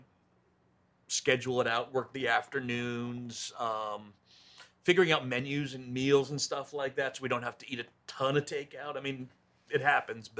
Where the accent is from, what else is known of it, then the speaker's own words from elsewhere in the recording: Pennsylvania, United States; moved away as an adult; also born or lived in North Carolina / Maryland; now in Russellville, United States; we grew up eventually in Pennsylvania